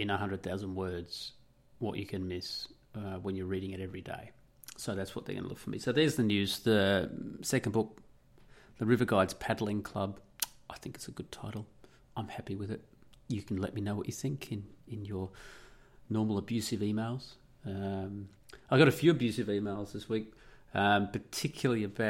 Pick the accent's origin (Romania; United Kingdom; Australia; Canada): Australia; also born or lived in Italy; I'm Australian